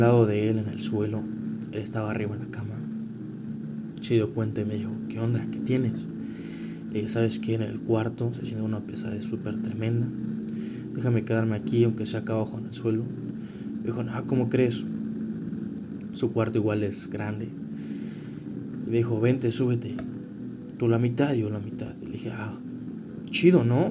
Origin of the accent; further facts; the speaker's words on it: Querétaro, Mexico; yo soy de Querétaro